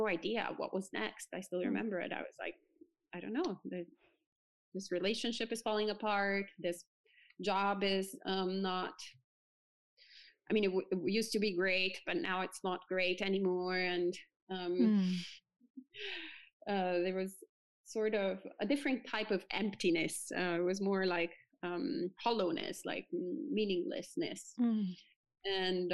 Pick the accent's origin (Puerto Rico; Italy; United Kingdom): Italy; now in New Jersey, United States; I was born and bred in Italy, so the land of Catholicism